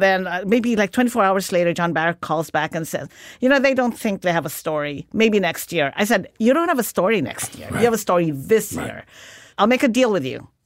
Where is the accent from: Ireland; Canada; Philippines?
Philippines; moved away as an adult; Growing up in the Philippines